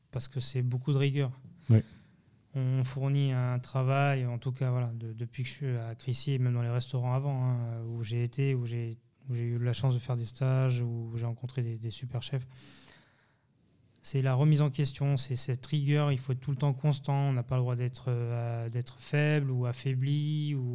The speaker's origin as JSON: {"language": "French", "country": "France", "tie": "born there", "also_born_or_lived": "Geneva / Thonon", "said": "mes parents sont d'origine portugaise. je suis de parents immigrés. Je suis né en France, mais après j'ai vécu entre Genève et Tonon."}